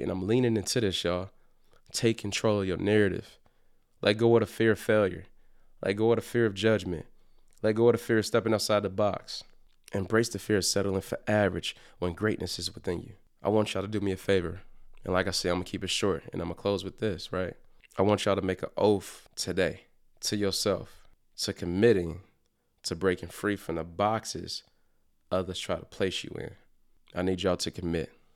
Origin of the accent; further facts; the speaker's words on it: Detroit, Michigan, United States; growing up in Detroit